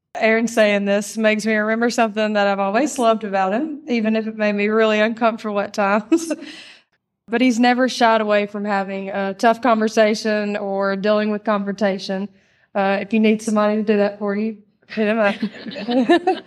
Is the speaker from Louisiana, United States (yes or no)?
no; Mississippi, United States; I was raised here in Mississippi, um, just thirty minutes away